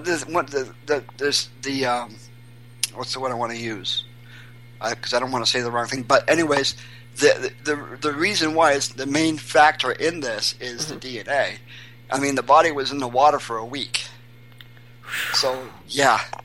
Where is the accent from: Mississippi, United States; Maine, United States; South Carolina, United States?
Maine, United States; Portland; now in New Hampshire, United States; I'm um, originally from Portland, Maine. But I can say I moved to New Hampshire 20 years ago